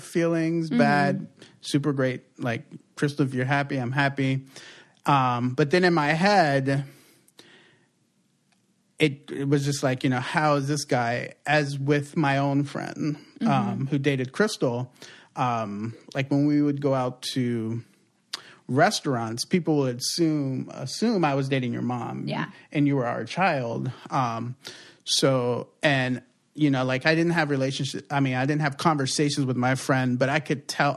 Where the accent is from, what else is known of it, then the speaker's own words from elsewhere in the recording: East Coast, United States; moved away; also born or lived in Puerto Rico; growing up on the East Coast